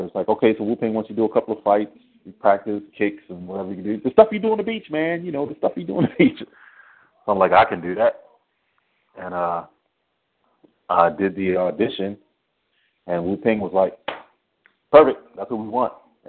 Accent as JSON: {"language": "English", "region": "East Coast", "country": "United States", "tie": "born or raised there", "also_born_or_lived": "Spain / Baltimore / Washington, D.C. / Florida", "said": "Well, actually, I was born in Spain. My dad was military, and he moved us to the East Coast. So I lived in Baltimore. I lived in D.C. I lived in Florida, New York."}